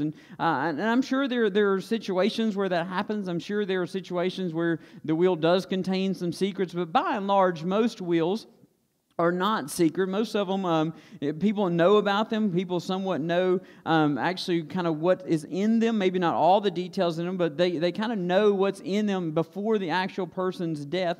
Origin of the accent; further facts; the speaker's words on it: Stokes County, North Carolina, United States; we grew up in Stokes County, and we don't use words like executors in Stokes County.